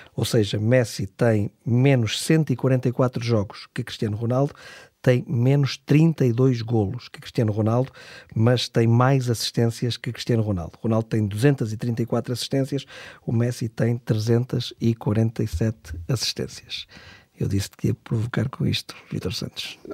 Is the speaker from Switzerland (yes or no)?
no; Portugal; todos nós, como portugueses